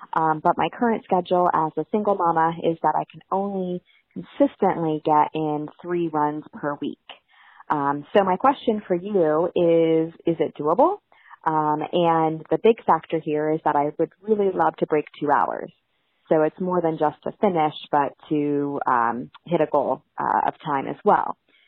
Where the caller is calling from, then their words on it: Mountaintop, Pennsylvania, United States; I'm calling from Mountaintop, Pennsylvania, and I am a mother runner.